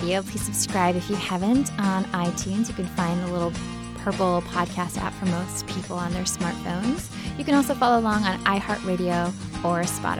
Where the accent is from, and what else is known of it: Minnesota, United States; now in Los Angeles, United States